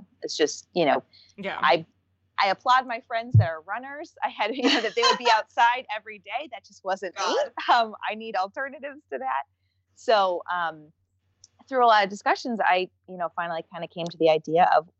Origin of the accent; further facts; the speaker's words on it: Detroit, Michigan, United States; moved away; also born or lived in Chicago; I grew up in Michigan